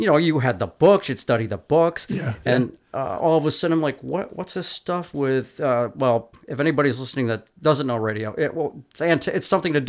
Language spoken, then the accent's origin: English; Capital Region, New York, United States; growing up in the Capital Region, like around, I don't know, 1963, 64